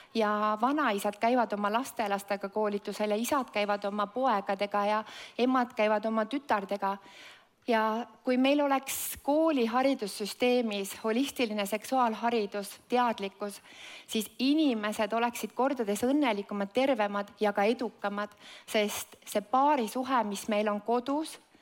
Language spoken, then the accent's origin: Estonian; Estonia; ma sündisin see Eestis